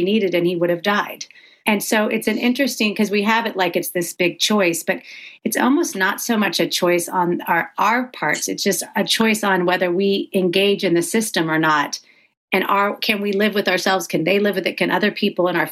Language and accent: English; the South, United States; now in California, United States; I'm from the South